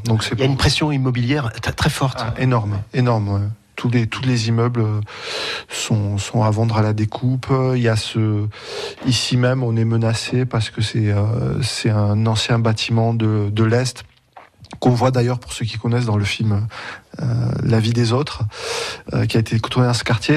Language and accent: French; Montpellier, Occitania, France; moved away as an adult; now in Berlin, Germany; Je suis né à Montpellier ma mère euh, a toujours vécu à Montpellier, ma grand-mère aussi